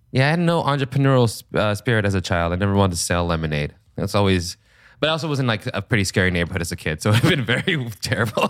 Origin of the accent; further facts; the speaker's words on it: Seattle, Washington, United States; I'm from Seattle, Washington